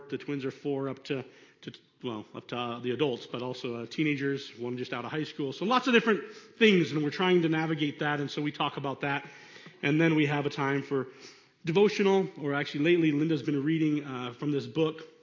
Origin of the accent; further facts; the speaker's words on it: Venezuela; the things that I went through growing up in Venezuela.